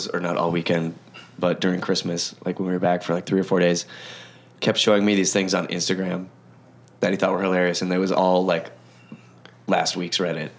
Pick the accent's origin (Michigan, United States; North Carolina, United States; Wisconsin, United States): Wisconsin, United States; I'm from Wisconsin.